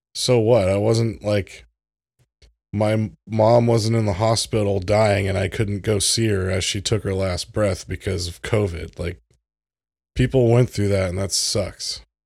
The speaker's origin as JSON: {"language": "English", "country": "United States", "said": "I'm an American"}